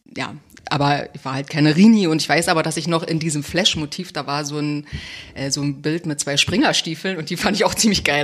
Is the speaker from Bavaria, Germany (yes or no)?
no; Cottbus, Brandenburg, Germany; ich komme aus Cottbus